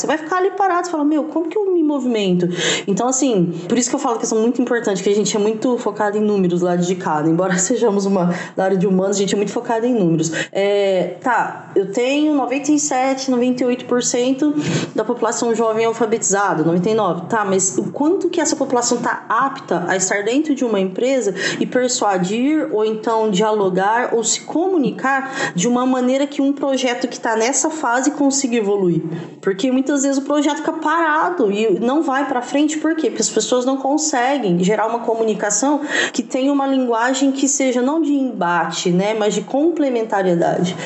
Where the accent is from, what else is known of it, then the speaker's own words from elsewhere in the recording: Franca, São Paulo, Brazil; now in Ribeirão Preto, Brazil; Eu sou de Franca, eu tô aqui em Ribeirão Preto, mas eu sou de Franca